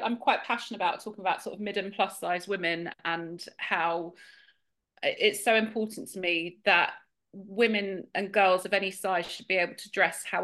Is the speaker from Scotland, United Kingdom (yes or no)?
no; outside Hertfordshire / London, East of England, United Kingdom; just kind of outside Hertfordshire, but yeah, mainly kind of, yeah, always in and out of London